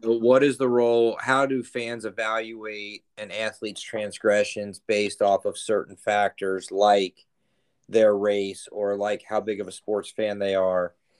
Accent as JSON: {"language": "English", "town": "Cincinnati", "region": "Ohio", "country": "United States", "also_born_or_lived": "Alabama", "moved": "yes", "lives_now": "Peoria, United States", "said": "I'm from Cincinnati, Ohio"}